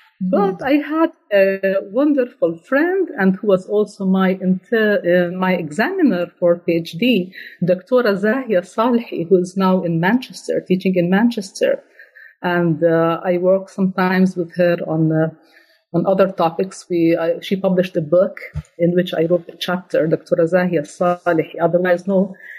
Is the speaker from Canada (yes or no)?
no; Jordan; also born or lived in Slovenia; I was born in Slovenia to a Jordanian father, to a Jordanian father and Slovenian mother, where I lived like for 8 years before moving to Jordan. I attended the school in Jordan